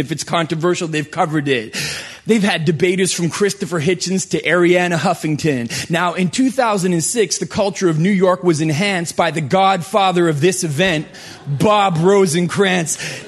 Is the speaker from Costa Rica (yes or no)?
no; Canada; now in United States; I am a Canadian right here applying for a green card.